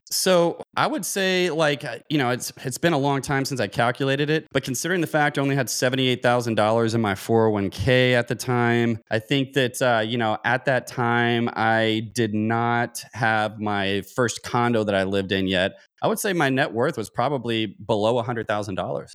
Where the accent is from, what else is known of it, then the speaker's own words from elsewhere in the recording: Louisville, Kentucky, United States; moved away as an adult; now in San Diego, United States; I grew up in Louisville, Kentucky, joined the Navy while I was in college, uh, came out to San Diego, California